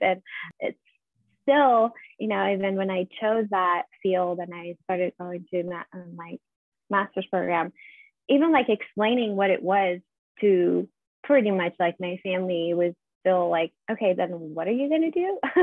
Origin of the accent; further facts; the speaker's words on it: Iran; moved away as an adult; now in United States; was born and raised in Iran. I was living there till I was 24. So moved here 10 years ago